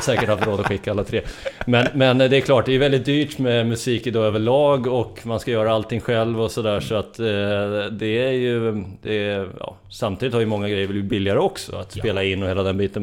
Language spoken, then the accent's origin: Swedish; Strängnäs, Södermanland, Sweden; now in Stockholm, Sweden; Jag är från Sörmland. Strängnäs kommer jag ifrån